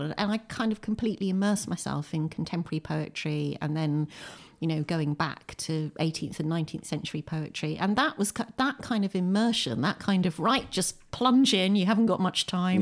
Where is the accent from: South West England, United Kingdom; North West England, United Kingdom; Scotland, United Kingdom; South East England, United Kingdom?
South East England, United Kingdom; Windsor; moved away as an adult; also born or lived in Bradford, West Yorkshire; now in Lewes, United Kingdom; I was born in Windsor, in Berkshire, in nineteen sixty-two. And, uh, I grew up in Windsor